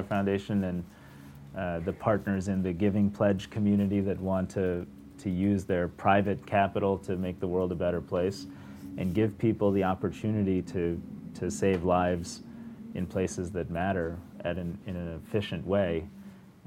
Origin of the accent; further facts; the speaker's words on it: Detroit, Michigan, United States; I grew up around Detroit